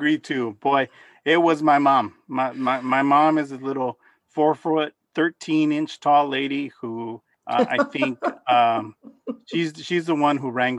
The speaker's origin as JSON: {"language": "English", "town": "Los Angeles", "region": "California", "country": "United States", "tie": "born or raised there", "said": "native Angeleno, born and raised in South Central Los Angeles"}